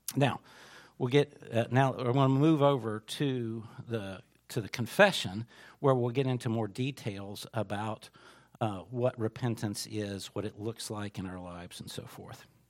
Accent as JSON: {"language": "English", "country": "United States", "said": "as an American Christian"}